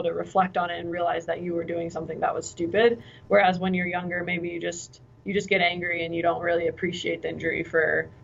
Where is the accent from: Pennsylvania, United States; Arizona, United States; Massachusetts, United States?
Pennsylvania, United States; Williamsport; I grew up in Williamsport, Pennsylvania, so very much central PA